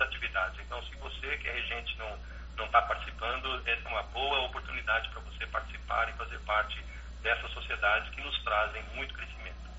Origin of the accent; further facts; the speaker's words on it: Brazil; now in Brasília, Brazil; eu era o único brasileiro